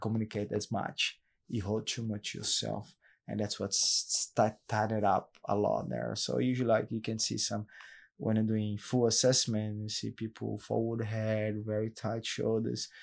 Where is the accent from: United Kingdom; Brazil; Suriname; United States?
Brazil; São Paulo; English is a second language; now in Gold Coast, Australia; the suburbs in Brazil, in São Paulo, it's a big city